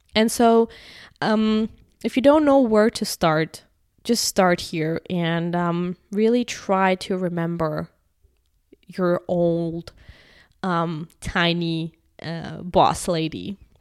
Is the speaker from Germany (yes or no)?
yes; Germany; moved away; I'm from Germany